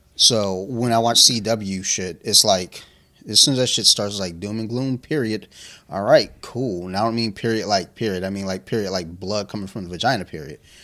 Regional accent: United States; I'm American

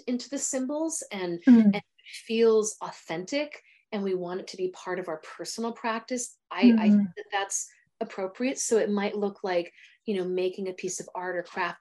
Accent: United States; I'm an American

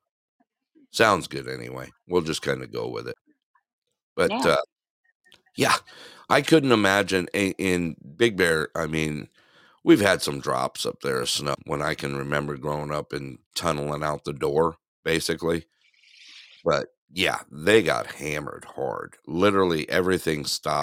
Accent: California, United States; moved away; my hometown

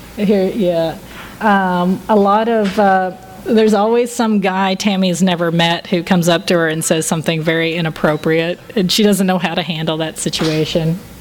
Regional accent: Texas, United States; I'm from Texas

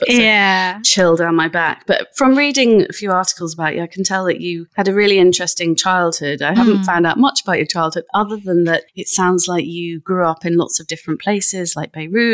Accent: Grimsby, Yorkshire and the Humber, United Kingdom; growing up in Lincolnshire in Grimsby

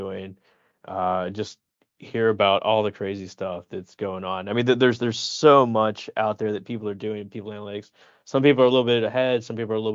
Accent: the South, United States; We're both from the south

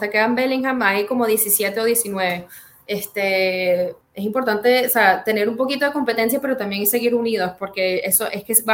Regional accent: Venezuela; now in Czech Republic; cuando me fui de Venezuela a la República Checa, eso fue un culture shock

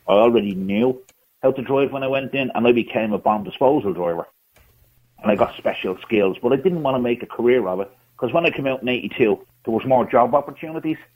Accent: Ireland; represent, I'm an Irishman. I want

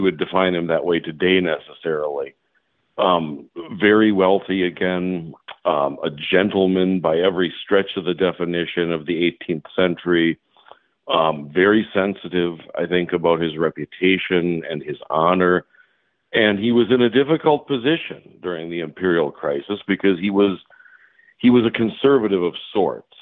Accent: Appleton, Wisconsin, United States; also born or lived in Washington, D.C.; now in Milwaukee, United States; I grew up in Appleton, Wisconsin, which is kind of near Green Bay.

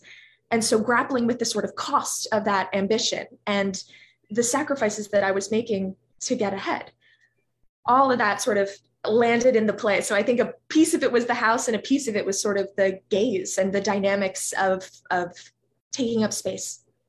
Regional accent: Los Angeles, California, United States; I grew up in this little pocket of Los Angeles that was really changing when I was a kid

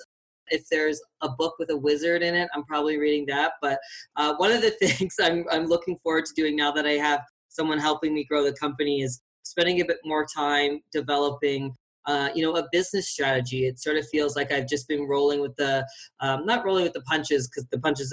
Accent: Fredericton, New Brunswick, Canada; moved away as an adult; now in Calgary, Canada; I'm from Fredericton, which is a small city in New Brunswick.

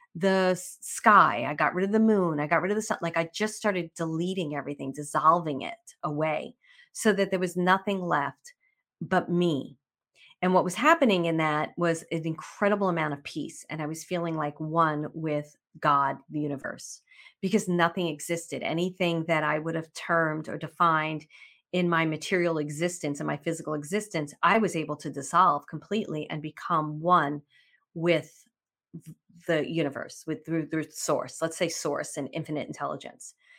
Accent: New York, United States; We're both from New York

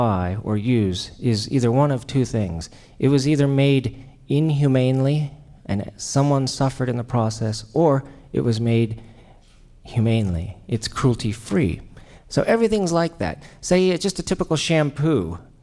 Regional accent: Mexico; moved away; as a kid, I was raised in Mexico

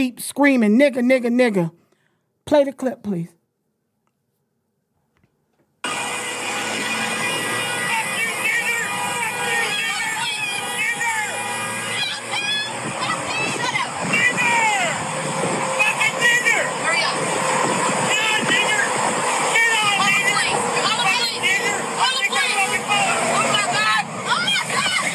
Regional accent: Florida, United States; I was born and raised in Florida

